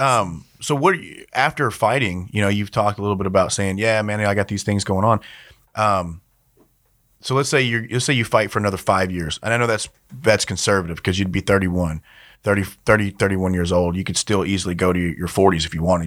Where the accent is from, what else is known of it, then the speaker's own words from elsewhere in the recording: Louisiana, United States; I grew up in Louisiana